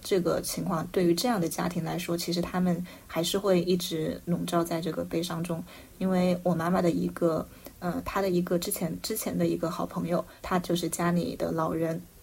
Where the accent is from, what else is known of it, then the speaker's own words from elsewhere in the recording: Wuhan, Hubei, China; 作为武汉人